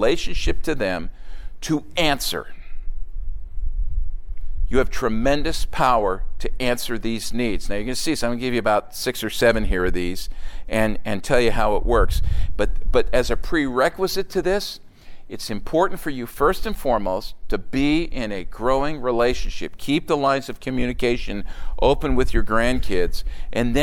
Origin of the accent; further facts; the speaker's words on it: outside of Philadelphia, Pennsylvania, United States; Growing up outside of Philadelphia, there were basically three or four faith systems that I was aware